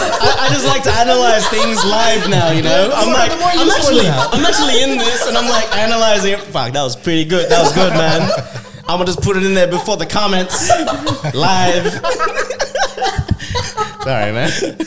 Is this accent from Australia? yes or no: yes; Australia; also born or lived in England; I'm not from there, man. I'm Australian.